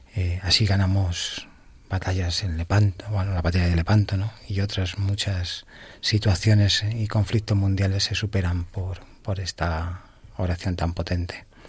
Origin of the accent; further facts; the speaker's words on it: Getafe, Community of Madrid, Spain; Nuestra Señora de los Ángeles de, que es la patrona de la diócesis de Getafe, sin duda. la de mi pueblo